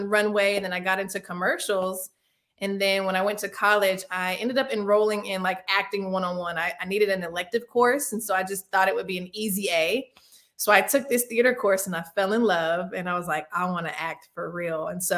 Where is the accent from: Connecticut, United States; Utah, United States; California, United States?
California, United States; Los Angeles; also born or lived in Winston-Salem; now in Atlanta, United States; So I'm originally from Los Angeles, California, but I also claim Winston-Salem as home. But I currently reside in Atlanta, Georgia.